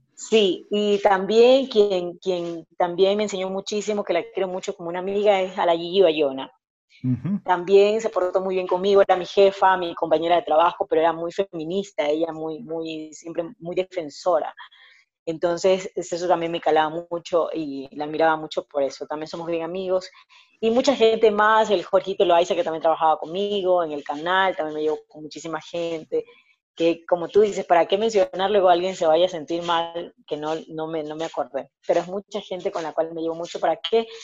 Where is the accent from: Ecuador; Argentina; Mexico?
Ecuador; lo que verdaderamente somos los ecuatorianos